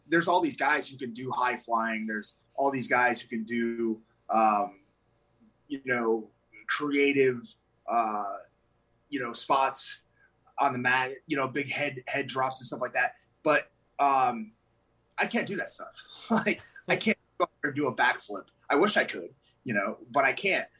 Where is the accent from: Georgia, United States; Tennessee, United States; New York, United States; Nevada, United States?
Nevada, United States; Las Vegas; my hometown of Las Vegas